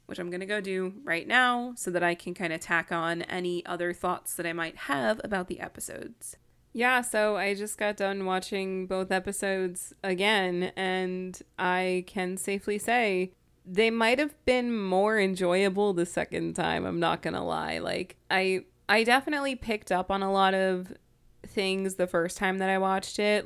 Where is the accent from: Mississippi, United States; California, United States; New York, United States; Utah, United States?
New York, United States; I'm from New York